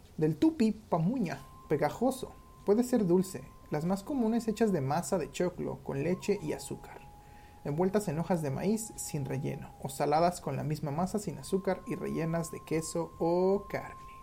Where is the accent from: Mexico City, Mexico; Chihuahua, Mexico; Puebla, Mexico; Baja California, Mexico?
Mexico City, Mexico